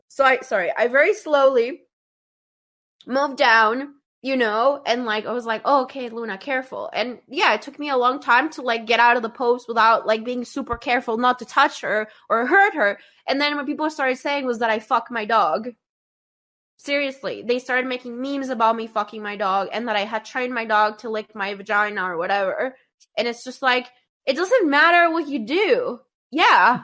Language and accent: English; Colombia; I grew up in Colombia in the nineties.